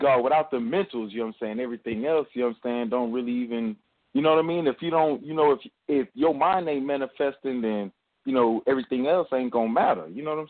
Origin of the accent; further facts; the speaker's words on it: Houston, Texas, United States; I'm from Houston.